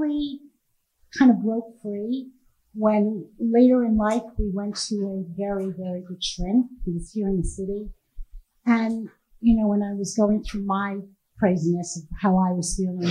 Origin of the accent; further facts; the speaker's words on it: Miami, Florida, United States; My brother here, we're from Miami